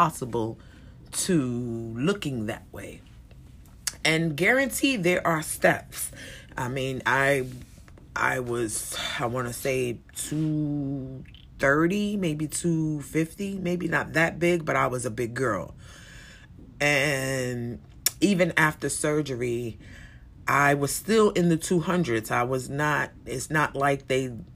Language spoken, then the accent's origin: English; United States; we as Americans